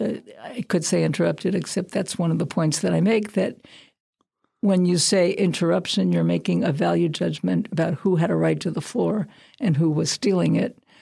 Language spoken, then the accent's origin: English; Brooklyn, New York, United States; moved away; I'm from Brooklyn